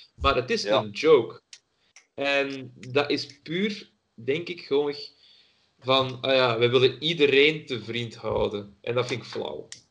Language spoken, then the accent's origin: Dutch; Antwerp, Flanders, Belgium; ik uit Antwerpen kom